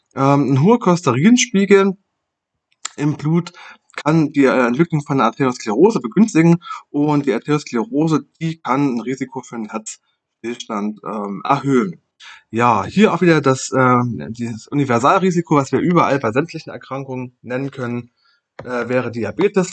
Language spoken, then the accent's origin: German; Germany; bei uns in Deutschland